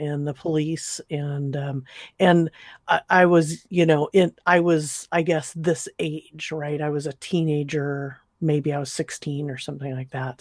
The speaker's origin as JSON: {"language": "English", "region": "Southern California", "country": "United States", "tie": "born or raised there", "said": "I grew up in Southern California"}